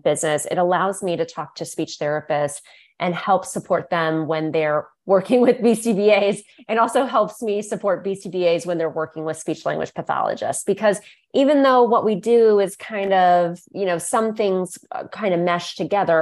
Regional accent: Northeast Ohio, United States; my private practice here in my hometown here in Northeast Ohio

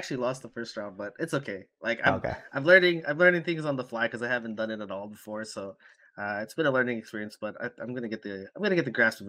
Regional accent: Germany; I was born in Germany

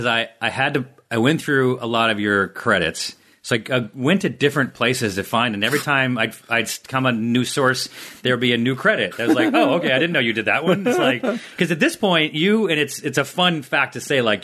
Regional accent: Syracuse, New York, United States; I'm from Syracuse.

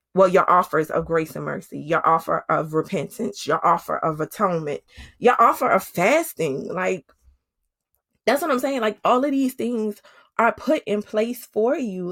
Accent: New Orleans, Louisiana, United States; moved away as an adult; now in Georgia, United States; my husband is from Oakland, California, and I'm from New Orleans. We live in Georgia

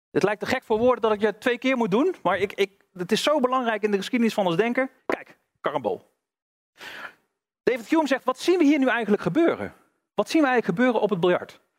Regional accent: North Brabant, Netherlands; Ik kom uit Brabant, dus ik, ik hou het even bij gewoon biljart.

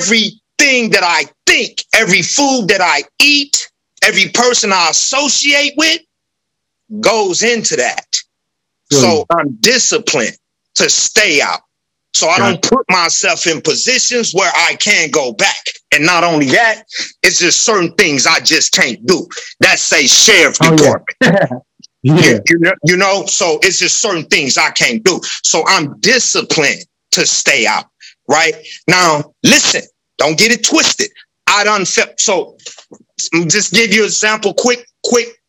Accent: Los Angeles, California, United States; moved away; I grew up in South

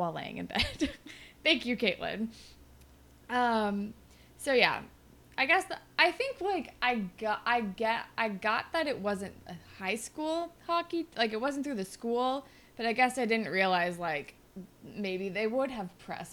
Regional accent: California, United States; I'm from California. We didn't have hockey. Like, no, I don't think we had any like hockey leagues for children

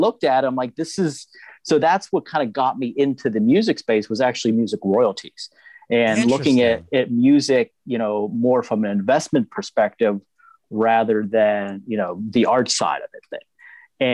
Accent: Pittsburgh, Pennsylvania, United States; I'm born and raised in Pittsburgh, Pennsylvania

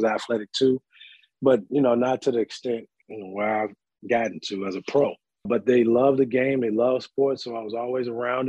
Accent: Chicago, Illinois, United States; moved away as an adult; now in Georgia, United States; I'm from Chicago, south side of Chicago. Grew up, born and raised there. I was there majority of my life. Just recently moved from there to Georgia a few years ago. So Chi-Town is home.

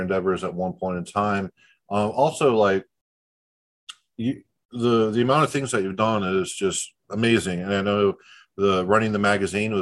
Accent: Tampa, Florida, United States; I was born in Tampa.

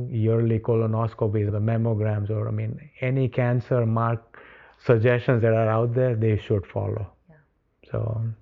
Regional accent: India; moved away; Before all of this happened, growing up in India, you, you generally don't talk about illnesses.

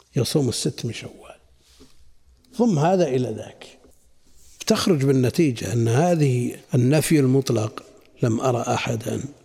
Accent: Najd, Saudi Arabia; عندنا في نجد

